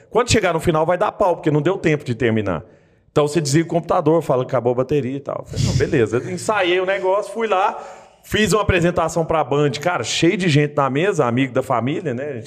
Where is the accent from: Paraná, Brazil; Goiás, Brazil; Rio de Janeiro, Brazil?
Rio de Janeiro, Brazil; now in Belo Horizonte, Brazil; Eu vim do Rio, cara, assim, tipo, eu não conhecia ninguém aqui